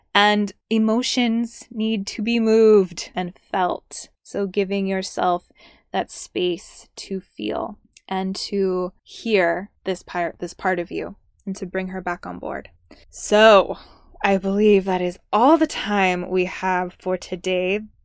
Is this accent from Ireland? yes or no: no; Southern California, United States; I'm from Southern California. I like born and raised there, grew up there